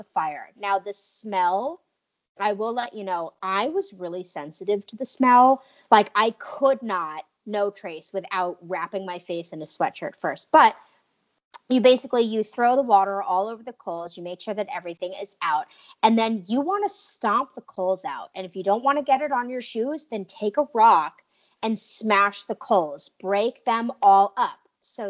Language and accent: English; New England, United States; also born or lived in Arizona; I grew up in New England